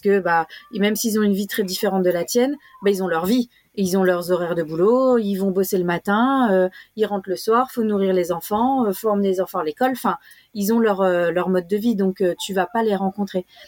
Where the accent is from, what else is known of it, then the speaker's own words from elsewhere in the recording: France; moved away as an adult; now in Australia; nous, en tant que Français de, de France, on a eu un, un cours euh, apartheid dans nos cours d'histoire, que ce soit au collège ou au lycée